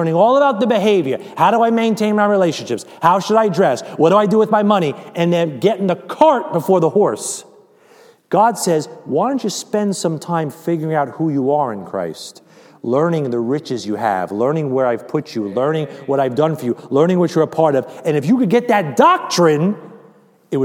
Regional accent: United States; I'm American

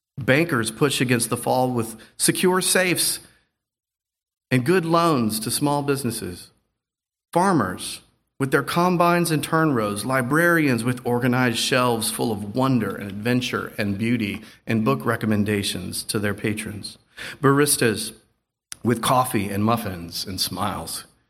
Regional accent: the South, United States; I'm from the South

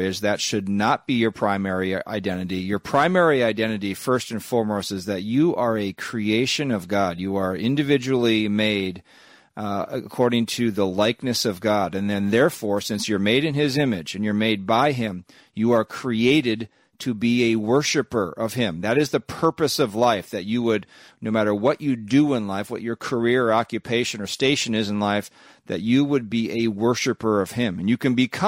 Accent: Minnesota, United States; I'm a American. I'm a Minnesotan

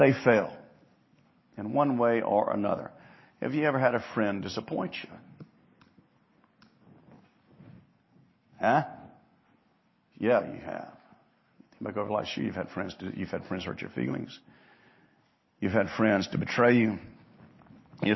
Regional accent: Hattiesburg, Mississippi, United States; Growing up in Mississippi, in Hattiesburg

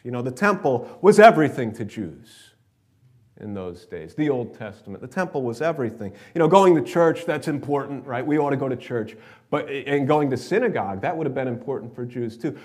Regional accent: New York, United States; are you from New York? And they say, yeah, yeah, we're from New York. And we, oh, we are too

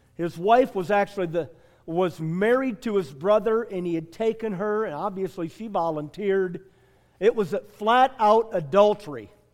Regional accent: Michigan, United States; I'm from Michigan

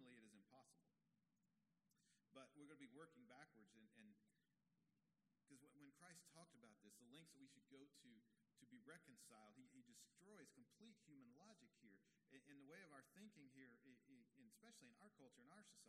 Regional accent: Texas, United States; As a young boy growing up in Texas

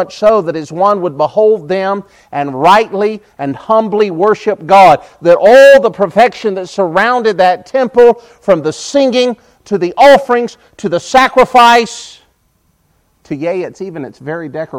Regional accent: United States; I'm an American

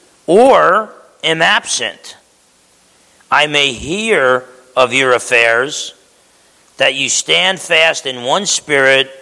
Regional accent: United States

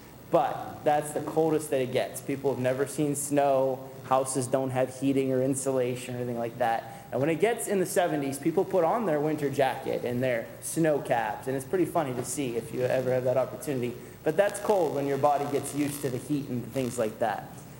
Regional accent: Fiji; now in New England, United States; Some people say God may have a sense of humor why he led me all the way to cold New England after growing up in Fiji.

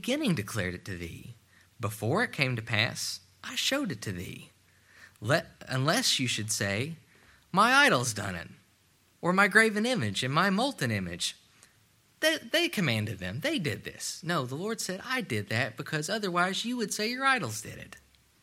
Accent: Ashland, Kentucky, United States; I grew up in a steel town. I grew up in Ashland, Kentucky.

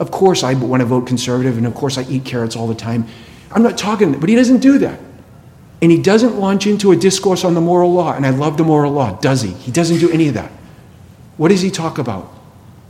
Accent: Boston, Massachusetts, United States; I'm from Boston

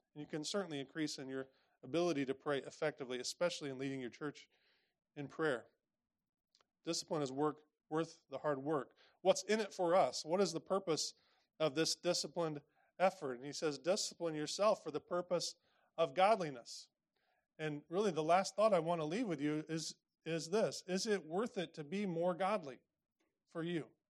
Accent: Indiana, United States; I grew up in Indiana

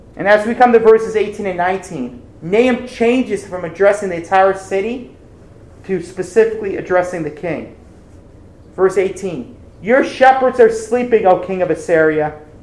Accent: Ohio, United States; my home state of Ohio

